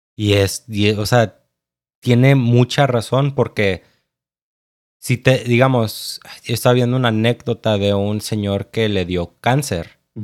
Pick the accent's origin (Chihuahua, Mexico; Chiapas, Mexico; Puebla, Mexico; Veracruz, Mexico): Chiapas, Mexico; Tapachula; moved away; also born or lived in United States (birthplace); yo me fui a vivir con papá a Chiapas. Tengo doble nacionalidad y pues, y pues ahí me crié.